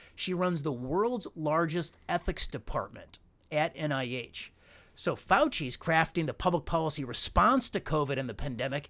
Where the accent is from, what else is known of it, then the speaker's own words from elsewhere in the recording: Illinois, United States; I'm from Illinois.